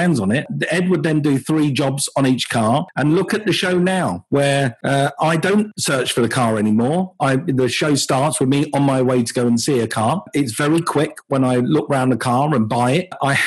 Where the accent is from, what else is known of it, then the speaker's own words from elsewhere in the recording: United Kingdom; also born or lived in Los Angeles, United States; We fly back to the UK. This is home. The UK is home